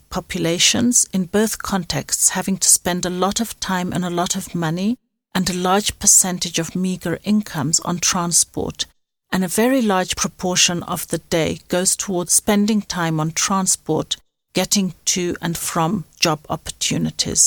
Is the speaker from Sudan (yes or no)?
yes; Sudan; moved away as an adult; also born or lived in Khartoum / Maseru / Pretoria / Johannesburg; now in South Africa; the Sudan, my home country, and to South Africa, the place where I currently reside.